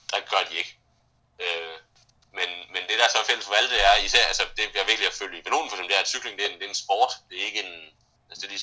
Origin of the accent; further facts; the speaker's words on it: Brussels, Brussels-Capital Region, Belgium; now in Denmark; Jeg, jeg voksede op i Bruxelles, øh, som ligger midt imellem, øh, hvad hedder det, øh, Vallonien og, og, og Flandern.